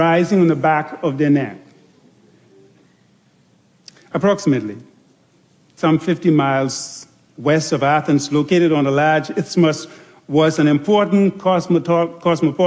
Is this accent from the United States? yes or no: no; Andros, Bahamas; growing up on Andros